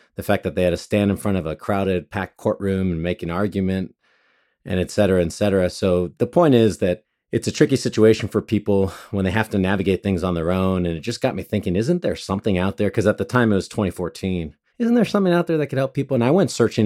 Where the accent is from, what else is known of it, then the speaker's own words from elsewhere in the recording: Monterey Park, California, United States; also born or lived in Los Angeles; I grew up mostly in Monterey Park and grew up also in downtown